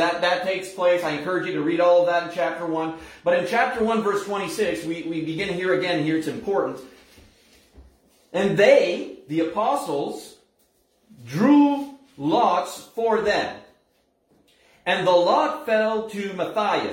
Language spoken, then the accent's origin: English; Scoudouc, New Brunswick, Canada; where I was born and raised in Skidook